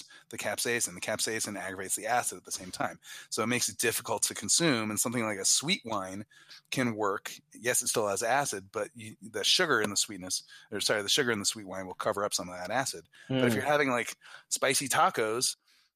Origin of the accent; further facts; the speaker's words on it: New Jersey, United States; also born or lived in Belgium; I was born in New Jersey